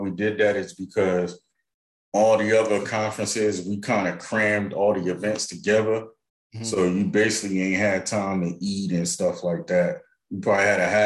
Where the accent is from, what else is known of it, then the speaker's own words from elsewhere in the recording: North New Jersey, United States; I'm from North New Jersey